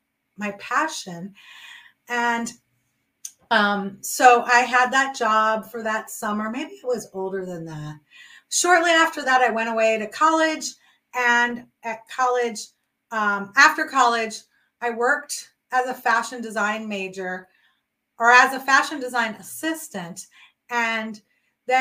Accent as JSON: {"language": "English", "town": "New York City", "region": "New York", "country": "United States", "tie": "born or raised there", "said": "my best friend and myself who we grew up in New York City"}